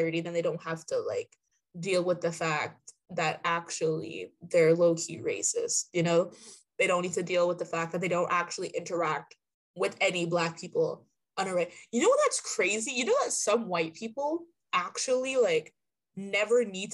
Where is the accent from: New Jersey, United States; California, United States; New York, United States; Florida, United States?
Florida, United States; Miami; I'm from Miami, so it's more so, like, Latinos and stuff.